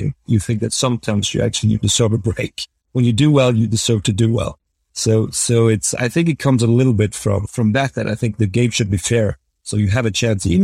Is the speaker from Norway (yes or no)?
yes; Norway; growing up in Norway